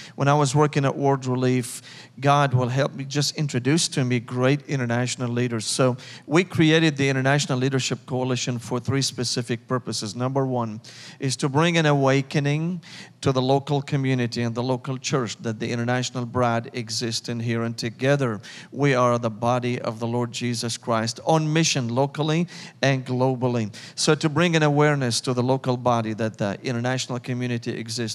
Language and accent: English; Damascus, Damascus Governorate, Syria; English is a second language; moved away as an adult; now in Nashville, United States; I was born and raised in Damascus, Syria, in the Middle East